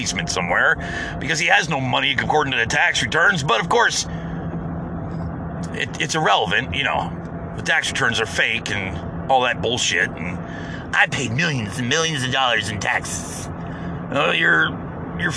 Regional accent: United States; I'm being an American

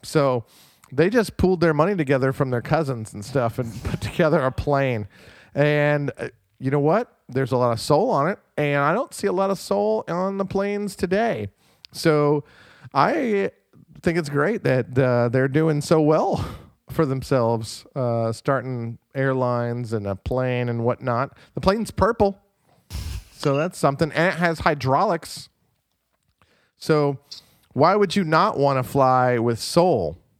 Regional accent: North Carolina, United States; born there; I was born in North Carolina.

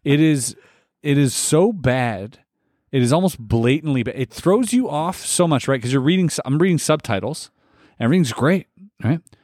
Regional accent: Canada; we are Canadian

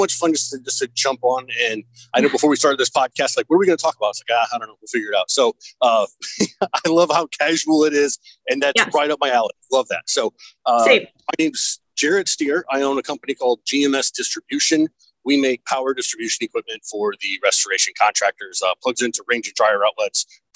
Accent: Fort Wayne, Indiana, United States; I'm from Fort Wayne, Indiana.

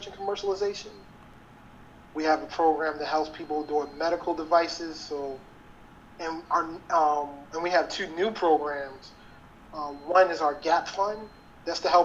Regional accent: Baltimore, Maryland, United States; I ended up getting a job at a marketing firm in Baltimore, in my hometown

